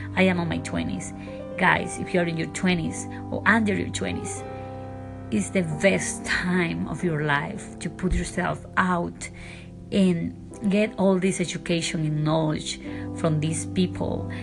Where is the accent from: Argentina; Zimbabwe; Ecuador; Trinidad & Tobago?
Ecuador; English is a second language; now in Beverly Hills, United States